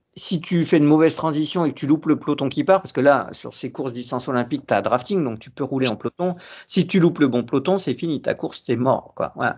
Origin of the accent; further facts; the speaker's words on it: Saint-Germain-en-Laye, Île-de-France, France; je suis de Saint-Germain-en-Laye